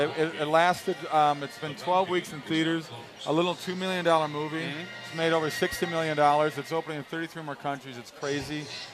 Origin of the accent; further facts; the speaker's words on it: Minnesota, United States; moved away; I'm a Norwegian boy. I'm from Minnesota. It's filled with Vikings.